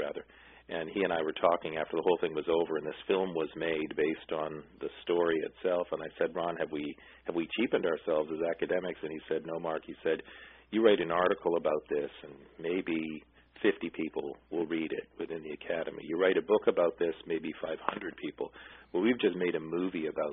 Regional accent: Ottawa, Ontario, Canada; I'm originally from Ottawa

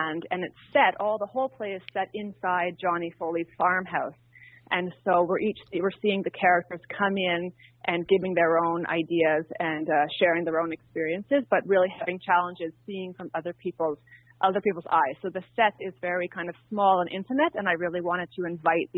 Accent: near Ottawa, Ontario, Canada; moved away; I'm actually originally from Ottawa, close to Ottawa, in a small farming community outside of the city

